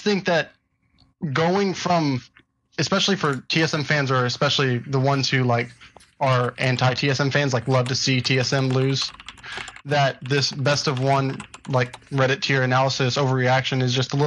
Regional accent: Houston, Texas, United States; I'm from Houston, Texas

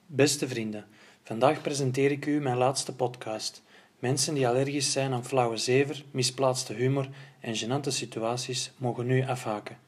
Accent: Flanders, Belgium; Als Vlaming van twee meter

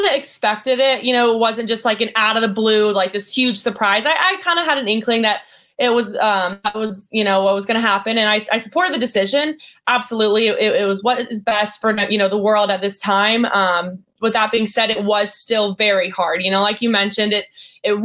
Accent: Lubbock, Texas, United States; I grew up in Lubbock, Texas

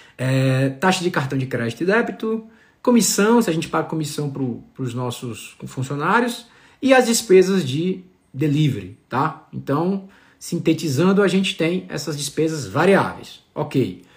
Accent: Ceará, Brazil; now in Campos do Jordão, Brazil; sou cearense com muito orgulho

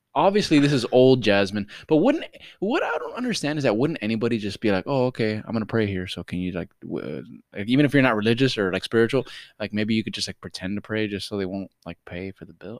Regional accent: Miami, Florida, United States; accent: Miami; I'm from Miami

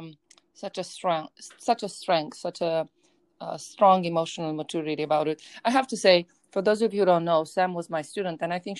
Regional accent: Romania; moved away; I grew up in Romania, in a very broken post-communist regime

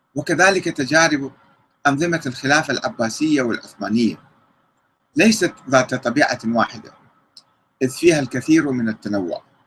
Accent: Iraq; كنا نعمل كعراقيين

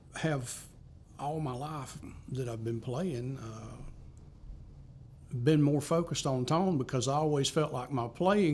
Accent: Spindale, North Carolina, United States; now in Spartanburg, United States; I grew up in Spindale, North Carolina, from in Rutherford County. Currently live in the Spartanburg, South Carolina area.

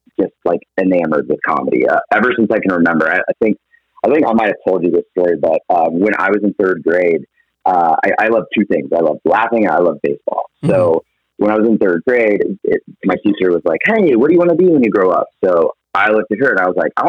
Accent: Atlanta, Georgia, United States; moved away as an adult; also born or lived in Virginia / Phoenix, Arizona; I'm originally from Atlanta, Georgia. Lived there 20

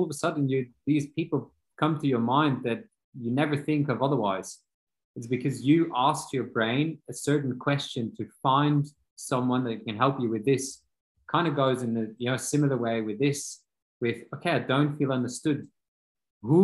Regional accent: Belgium; moved away as an adult; now in Austria; I'm from Belgium.

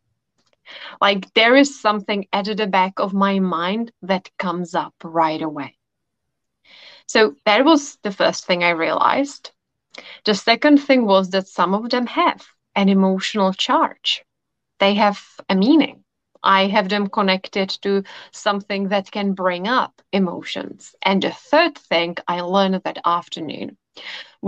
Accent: Czechia; I come from the Czech Republic. So I studied in Prague at a university.

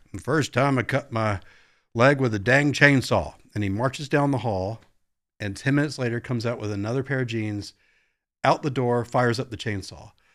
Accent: Virginia Beach, Virginia, United States; moved away; I grew up in Virginia Beach, so not a lot of snow growing up.

